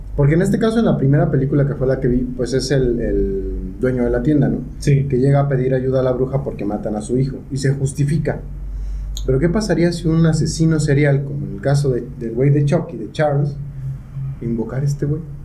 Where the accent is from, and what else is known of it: Mexico